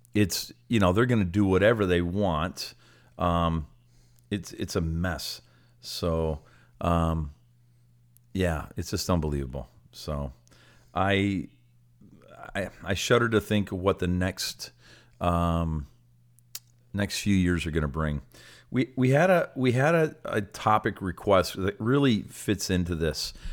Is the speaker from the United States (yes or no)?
no; Canada; I'm a proud Canadian, and when I go to other places, um, I, I love to let people know that I'm Canadian